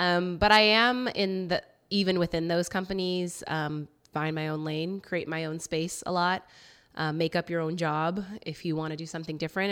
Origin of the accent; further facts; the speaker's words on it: Roseville, California, United States; moved away as an adult; also born or lived in Seaside, California / Santa Barbara, California / Portland, Oregon; now in Oakland, United States; I grew up, um, Sacramento area